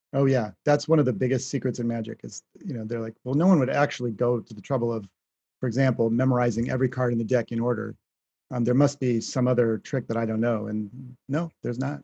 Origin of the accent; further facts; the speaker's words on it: Shaker Heights, Ohio, United States; my home state